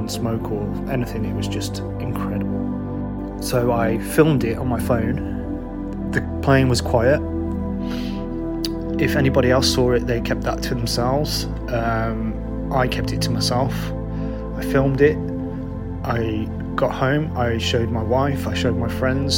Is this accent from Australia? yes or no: no; United Kingdom; I'm a musician from the UK